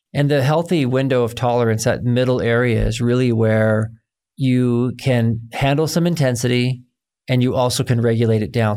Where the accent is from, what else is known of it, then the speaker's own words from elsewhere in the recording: United States; growing up as an American man